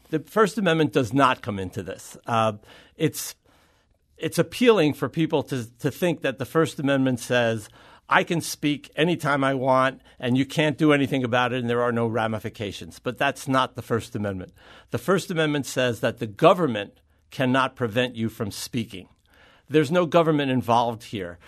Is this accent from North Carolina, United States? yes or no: no; New York, United States; I grew up in New York